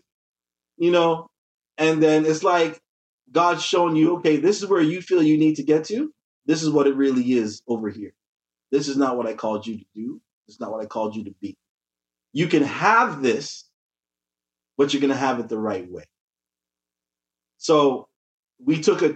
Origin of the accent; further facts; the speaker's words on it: Toronto, Ontario, Canada; I was born here in Toronto. My parents are from Jamaica.